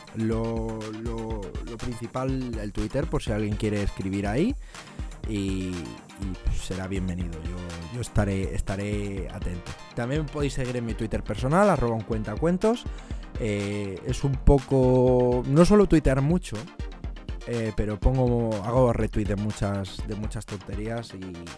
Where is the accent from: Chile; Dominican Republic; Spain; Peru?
Spain; Madrid, Community of Madrid; moved away as an adult; now in London, United Kingdom; soy de Madrid, de España, aunque vivo, vivo en Londres